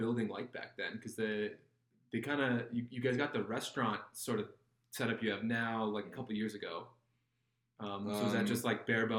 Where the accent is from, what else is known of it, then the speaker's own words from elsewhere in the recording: Minneapolis, Minnesota, United States; I'm from the Twin Cities